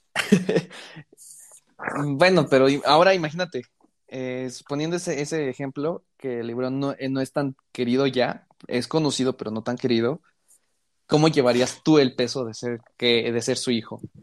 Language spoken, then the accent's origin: Spanish; Mexico; los dos somos mexicanos.